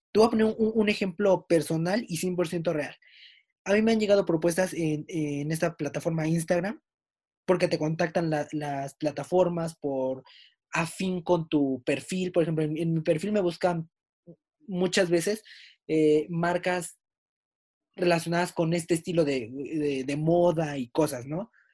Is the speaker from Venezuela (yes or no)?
no; Mexico; somos mexicanos.